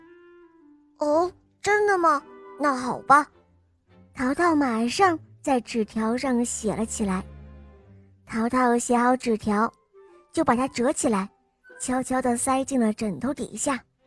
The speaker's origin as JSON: {"language": "Chinese", "town": "Xiamen", "region": "Fujian", "country": "China", "said": "我今年四岁半了，我来自厦门"}